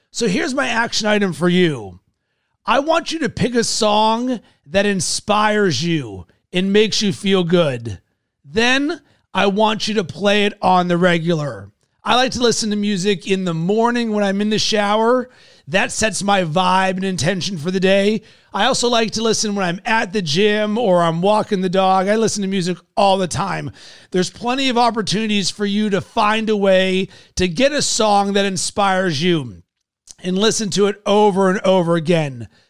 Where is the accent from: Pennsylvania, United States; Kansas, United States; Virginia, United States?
Pennsylvania, United States; Pittsburgh; I'm a Yinzer from Pittsburgh